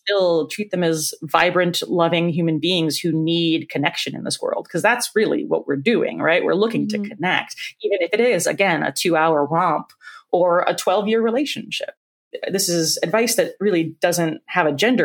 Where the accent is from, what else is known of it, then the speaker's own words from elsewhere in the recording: Ohio, United States; moved away; I grew up in Ohio. I grew up in a conservative small town.